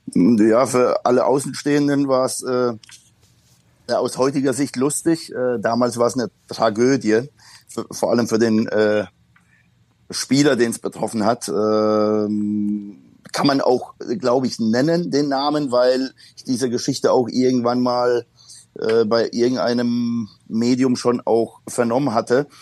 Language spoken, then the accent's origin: German; Poland; now in Germany; ich bin gebürtiger Pole und äh, bin halt noch in Zeiten aufgewachsen, da war äh, der Bürgerkriegszustand in Polen ausgerufen